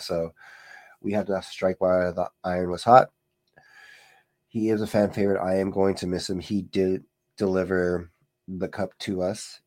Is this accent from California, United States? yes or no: yes; California, United States; I am a Californian boy.